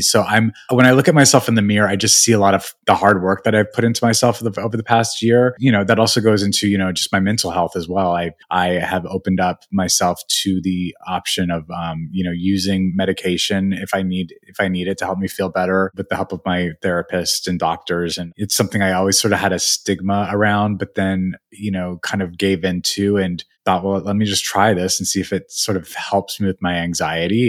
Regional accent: Albuquerque, New Mexico, United States; moved away; also born or lived in Missoula, Montana; I was born in Missoula, but then raised in Albuquerque. So I, we, I moved at okay. the age of one to Albuquerque, or we moved around a little bit, but I was basically raised in Albuquerque

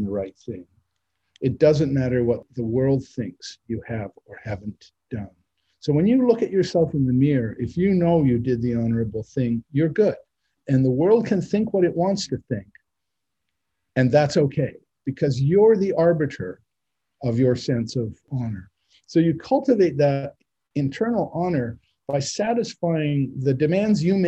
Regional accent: Canada; now in United States; growing up in Canada

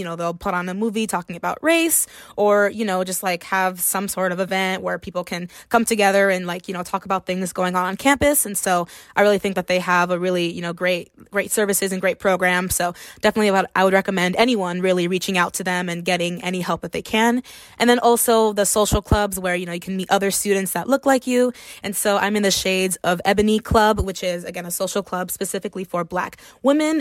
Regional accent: Miami, Florida, United States; moved away as an adult; Miami, Florida is my hometown

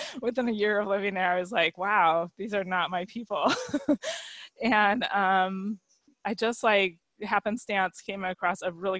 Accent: California, United States; also born or lived in Virginia / Colorado; so I grew up in California for a little bit, lived in Virginia for a very short stretch.

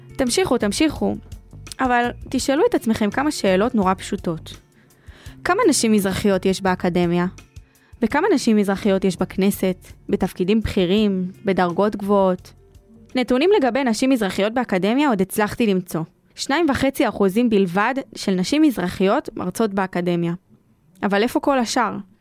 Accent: Sderot, Southern District, Israel; אני משדרות

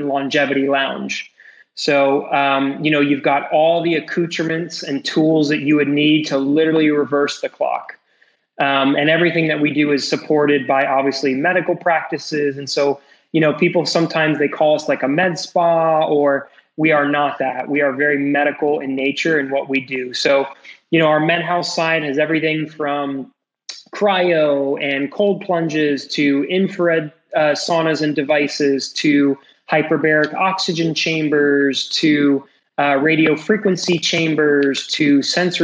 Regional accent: New York City, New York, United States; moved away as an adult; also born or lived in Connecticut; now in South Florida, United States; I'm born and raised in New York City

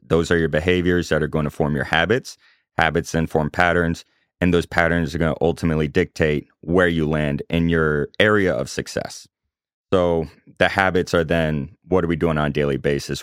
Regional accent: Chapel Hill, North Carolina, United States; moved away as an adult; also born or lived in Omaha, Nebraska; now in Charlotte, United States; I grew up in Chapel Hill, North Carolina.

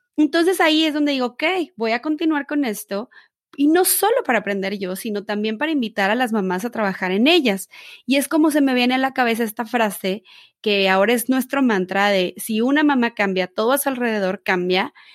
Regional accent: Mexico; tú y yo que somos mexicanas

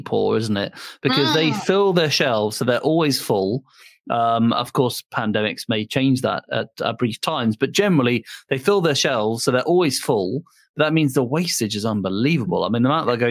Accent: Norfolk, East of England, United Kingdom; my childhood growing up in Norfolk

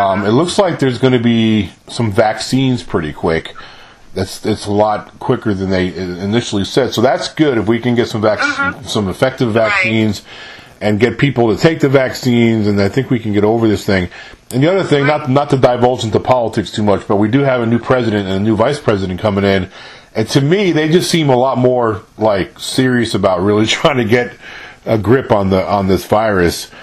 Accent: New York, United States; accent: New York; moved away as an adult; now in Mississippi, United States; I was born and raised in New York

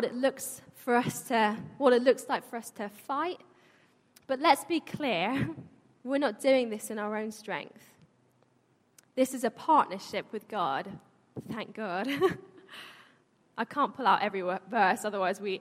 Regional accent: London, United Kingdom; I was born here, but my family were born and brought up in Iran.

